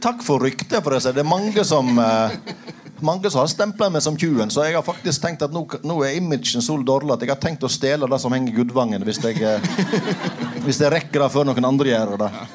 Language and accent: Norwegian; Aurland, Vestland, Norway; also born or lived in Flåm; now in Bergen, Norway; og jeg er jo fra Aurland kommune